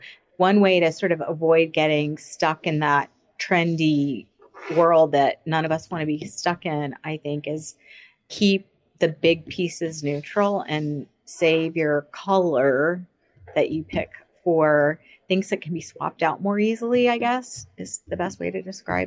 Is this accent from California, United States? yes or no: no; Florida, United States; now in Boston, United States; I am from Florida. Yeah, I am. So I born and raised in Florida